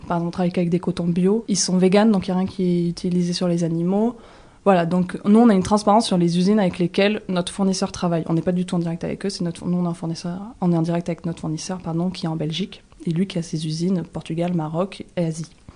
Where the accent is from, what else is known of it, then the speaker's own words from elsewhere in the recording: Toulouse area, Occitania, France; now in Aix-en-Provence, France; Moi je viens de la région toulousaine